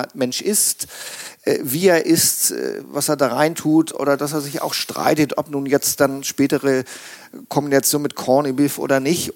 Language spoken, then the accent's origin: German; Hamburg, Germany; moved away as an adult; now in Schleswig-Holstein, Germany; ich bin gebürtiger Hamburger und habe dann auch ein bisschen im Ausland gelebt